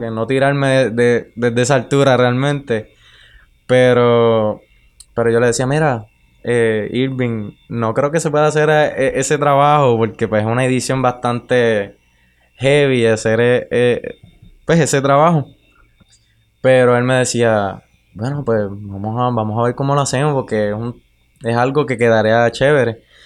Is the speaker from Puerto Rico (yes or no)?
yes; Utuado, Puerto Rico; Yo soy de Caunilla y Cañón Blanco queda allí